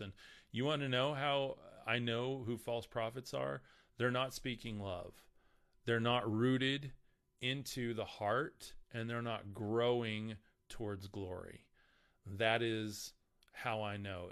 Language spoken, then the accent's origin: English; Lubbock, Texas, United States; I'm from Lubbock